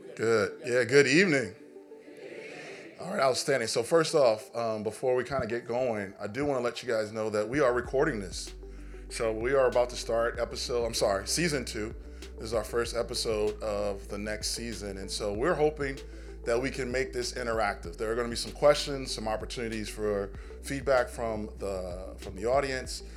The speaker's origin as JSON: {"language": "English", "town": "Los Angeles", "region": "California", "country": "United States", "tie": "born or raised there", "said": "me growing up in Los Angeles"}